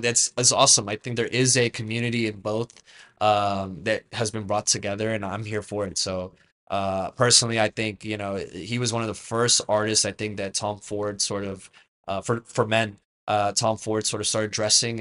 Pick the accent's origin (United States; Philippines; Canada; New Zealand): Canada; I'm Canadian by birth